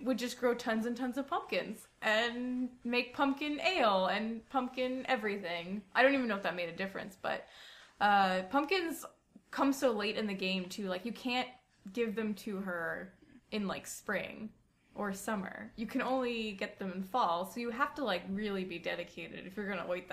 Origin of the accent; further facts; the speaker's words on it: North Carolina, United States; I grew up in North Carolina mostly